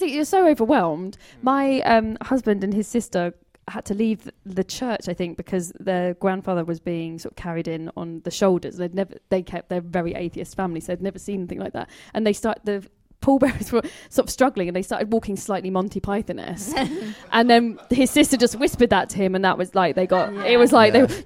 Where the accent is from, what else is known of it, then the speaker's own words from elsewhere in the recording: London, United Kingdom; I'm from London, really